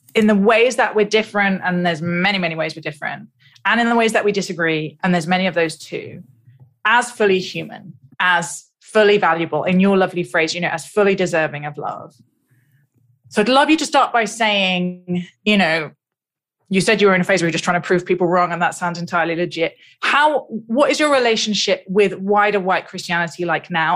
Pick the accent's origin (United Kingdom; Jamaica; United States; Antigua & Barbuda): United Kingdom; I'm British